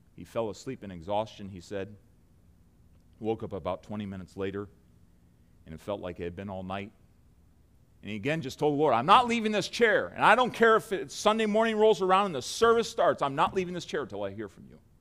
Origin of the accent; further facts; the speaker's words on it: United States; as an American